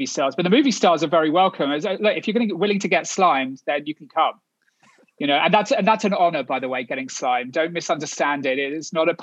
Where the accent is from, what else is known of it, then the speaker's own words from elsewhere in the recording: Kent, South East England, United Kingdom; moved away as an adult; now in United States; So I'm from Kent, which is the largest county, but obviously it's England, so it's still pretty small. Southeast of London, about an hour outside of London.